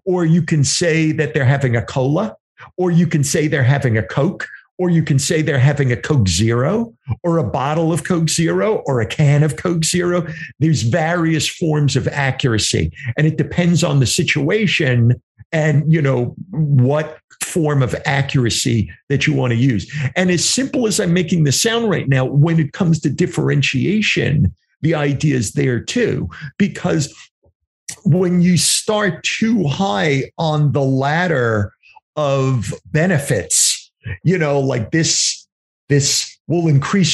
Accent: New York, United States; accent: New York; moved away; also born or lived in New Jersey / Pennsylvania; I have this New York way of saying things, even though I've lived in New Jersey and Pennsylvania for many years, but I come from New York

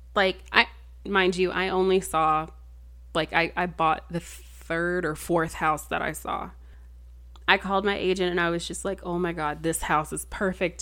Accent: Texas, United States; I'm, I'm from Texas.

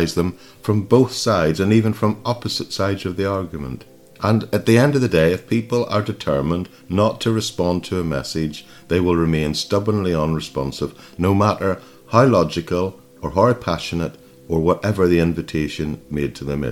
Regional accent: Ireland; I grew up in Ireland

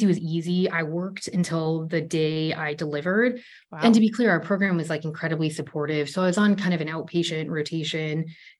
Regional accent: Ohio, United States; moved away as an adult; We're both from Ohio

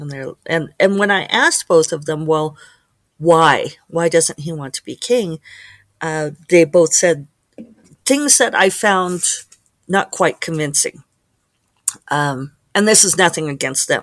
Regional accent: Colorado, United States; Colorado, my home state

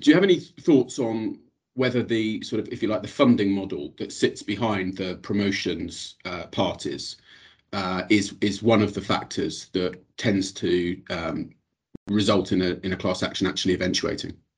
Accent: United Kingdom; accent: British; moved away; as you'll have picked up from my accent, uh, have a bit of experience of the London uh, market as well

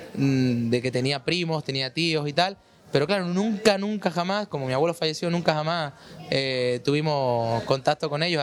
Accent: Córdoba, Andalusia, Spain; Yo soy cordobés, de España

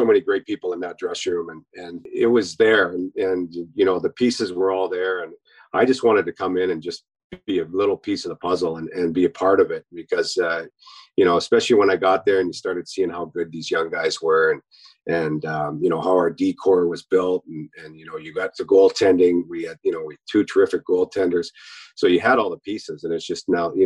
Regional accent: Kamloops, British Columbia, Canada; I born and raised in, I grew up in Kamloops, British Columbia

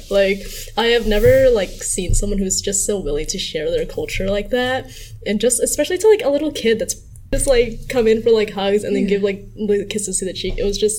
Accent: United States; I was born in America, so then I've always had like neighbors that were Hispanic or like neighbors that were like white kids.

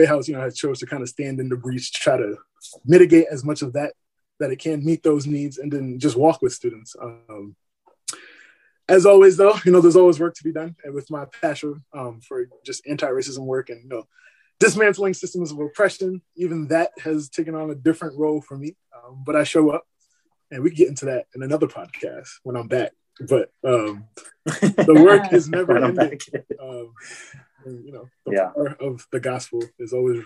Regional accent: New York City, New York, United States; also born or lived in Barbados / Iowa; now in San Diego, United States; I was born in Barbados, raised in Brooklyn, New York, spent 9 years in Iowa

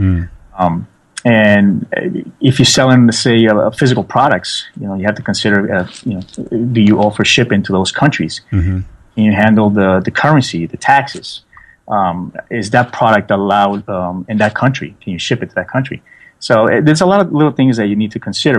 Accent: New York, United States; I was born and raised in New York, so I speak Spanglish

